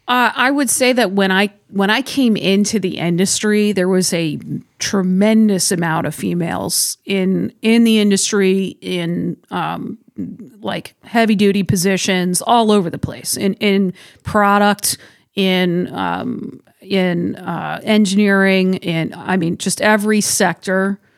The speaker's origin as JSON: {"language": "English", "region": "Massachusetts", "country": "United States", "moved": "yes", "said": "I'm originally from Massachusetts"}